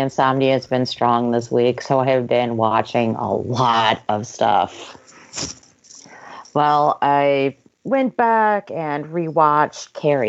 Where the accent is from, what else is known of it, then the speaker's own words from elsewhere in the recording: Binghamton, New York, United States; moved away; he's from my hometown.